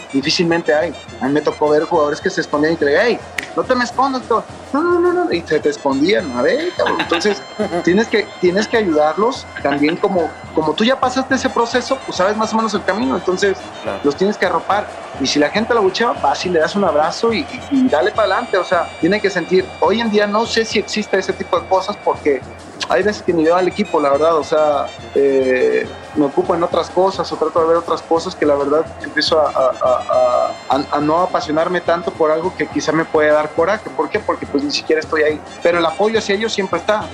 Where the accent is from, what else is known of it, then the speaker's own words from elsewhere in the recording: Mexico; uno como mexicano